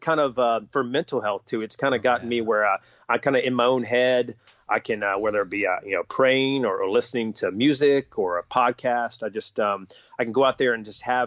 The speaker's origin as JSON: {"language": "English", "region": "North Carolina", "country": "United States", "tie": "born or raised there", "said": "I grew up in North Carolina, and so basketball was king."}